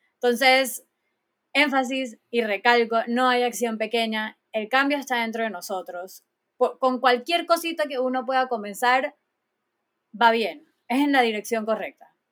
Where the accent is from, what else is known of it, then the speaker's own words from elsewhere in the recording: Panama; todos somos panameños, todos tenemos que cuidar de nuestro bello y hermoso país